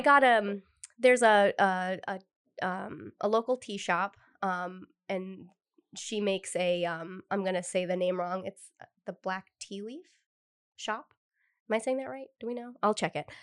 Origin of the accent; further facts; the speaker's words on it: Cumberland, Rhode Island, United States; I'm from Cumberland